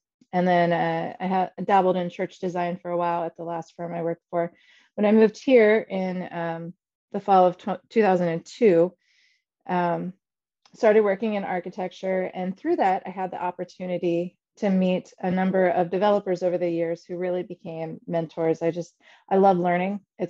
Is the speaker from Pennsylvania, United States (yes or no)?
yes; Shippensburg, Pennsylvania, United States; So I grew up in Shippensburg, Pennsylvania, a very small town in South Central Pennsylvania.